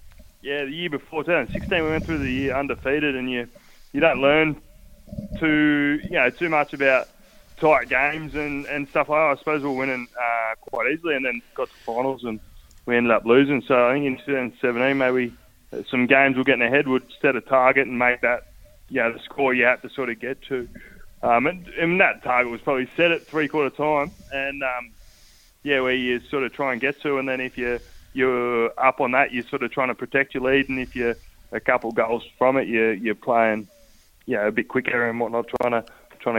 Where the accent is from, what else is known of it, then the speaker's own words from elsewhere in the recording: Phillip Island, Victoria, Australia; also born or lived in Inverloch, Victoria; I moved to Phillip Island from Inverloch when I was about 11, I reckon.